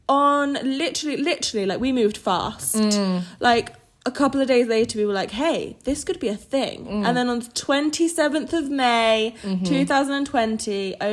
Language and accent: English; United Kingdom; moved away as an adult; now in United States; We drink tea. We're British.